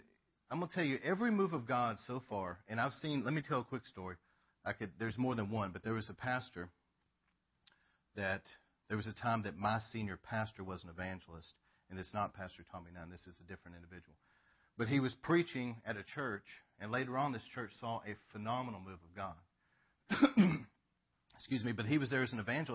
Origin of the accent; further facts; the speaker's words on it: Northeast Texas, United States; I've been here my whole life